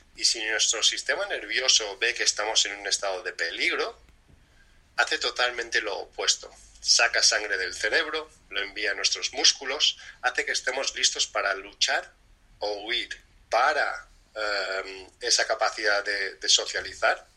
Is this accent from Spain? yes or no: yes; Spain; de crianza latina española